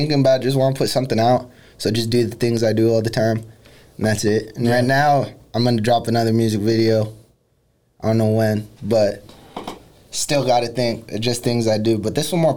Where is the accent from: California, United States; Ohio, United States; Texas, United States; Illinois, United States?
California, United States; San Jose; I'm from San Jose. I'm from the east side